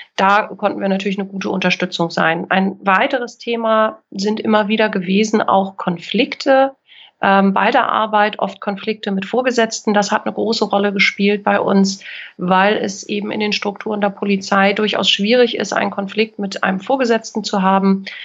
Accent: Kiel, Schleswig-Holstein, Germany; Ich bin in Kiel geboren und aufgewachsen

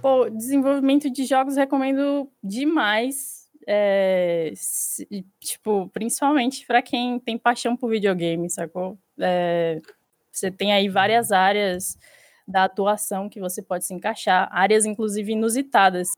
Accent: Salvador, Bahia, Brazil; eu sou de Salvador

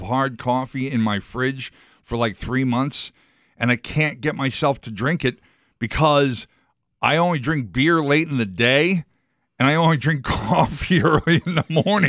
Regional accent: New York, United States; accent: New York; That was my New York accent coming in again.

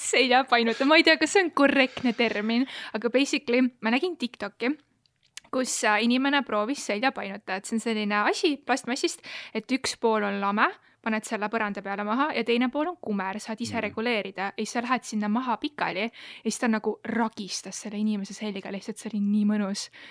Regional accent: Elva, Tartu County, Estonia; mina olen Elvast

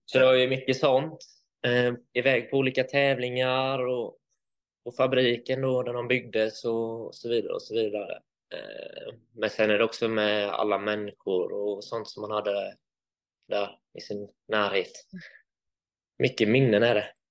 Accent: Vetlanda, Jönköping County, Sweden; also born or lived in Varberg / Hul, Nässjö / United States / Finland; Jag är flyttade hit när jag var åtta år

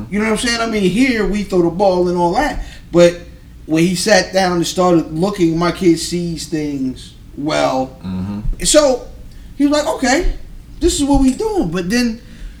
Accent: Anne Arundel County, Maryland, United States; I'm from Anne Arundel County

